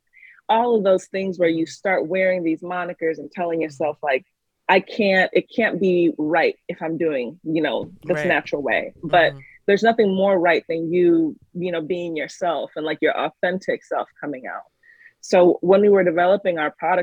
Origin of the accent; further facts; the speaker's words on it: Texas, United States; moved away as an adult; also born or lived in New York; I lived in Texas prior to, I grew up somewhat in Texas. Then I came to New York for college